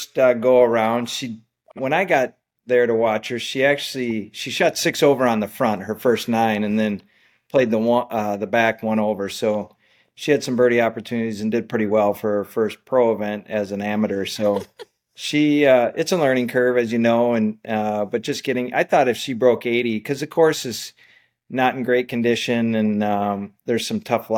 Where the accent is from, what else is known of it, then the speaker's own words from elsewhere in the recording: Wisconsin, United States; in the home state of Wisconsin, in my home state